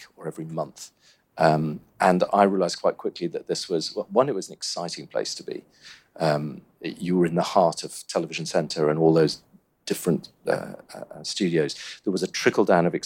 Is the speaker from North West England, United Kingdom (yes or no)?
no; Cornwall, South West England, United Kingdom; moved away as an adult; also born or lived in Warwick; I grew up in Cornwall